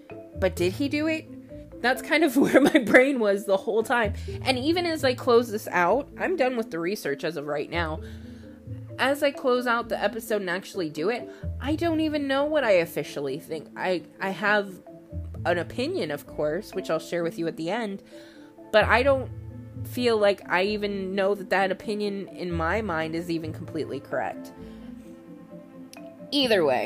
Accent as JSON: {"language": "English", "town": "Austin", "region": "Texas", "country": "United States", "said": "we're both from the Austin area, this is a local case for us"}